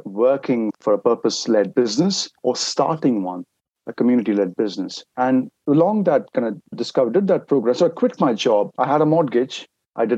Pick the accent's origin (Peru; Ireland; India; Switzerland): India; moved away; I'm originally from India